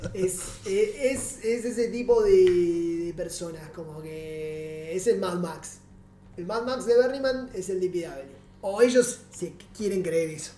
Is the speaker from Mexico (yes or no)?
no; Argentina; moved away as an adult; now in Uruguay